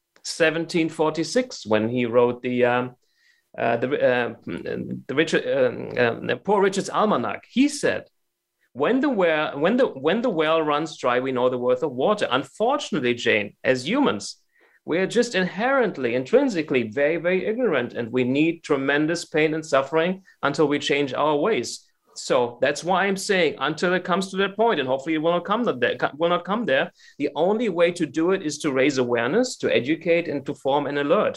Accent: Germany; now in United States; I'm from Germany

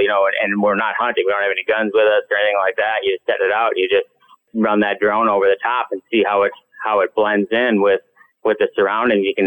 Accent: Minnesota, United States; I grew up hunting in Minnesota.

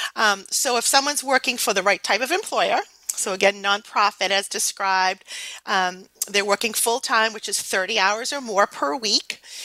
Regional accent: New England, United States; accent: New England; my New England accent is terrible.

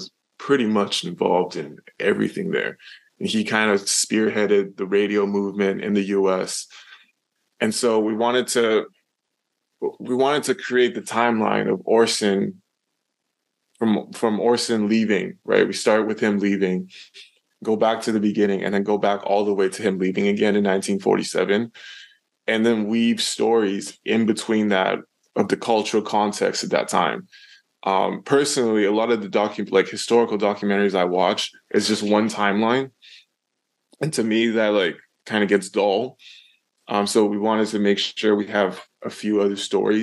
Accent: Canada; I'm from Canada

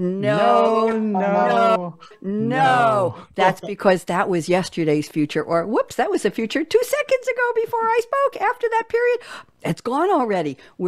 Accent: New York, United States; because that's how I'm supposed to talk, because I'm a New Yorker, but I don't talk that way.

